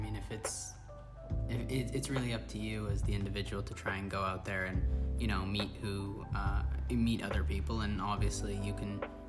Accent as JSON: {"language": "English", "town": "Toronto", "region": "Ontario", "country": "Canada", "tie": "born or raised there", "said": "I was born and raised in Toronto. I have roots in Africa, the Middle East, and South Asia."}